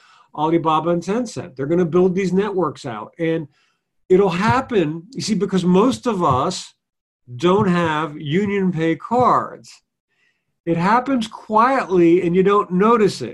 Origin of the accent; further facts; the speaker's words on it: Italy; moved away; I'm in my hometown in Italy, which is small.